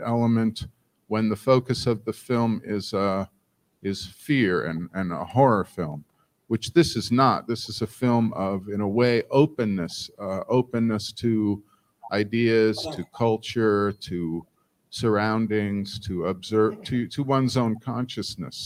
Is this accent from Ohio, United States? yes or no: yes; Ohio, United States; I'm from the Midwest. I'm from Ohio.